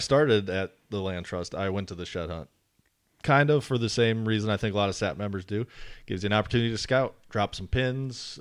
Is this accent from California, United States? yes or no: no; Wisconsin, United States; moved away as an adult; now in North Carolina, United States; born and raised in Wisconsin, um, moved to North Carolina after high school